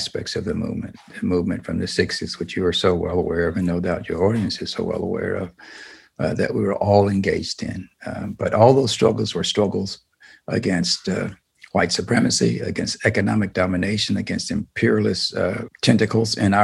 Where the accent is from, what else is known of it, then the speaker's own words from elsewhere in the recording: Durham, North Carolina, United States; I grew up in the South and I was not far from Haiti. The Black community in the town of Durham, where I came from, was called Haiti.